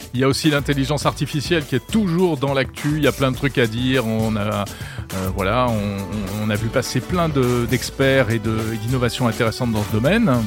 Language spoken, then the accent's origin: French; France; chez nous en France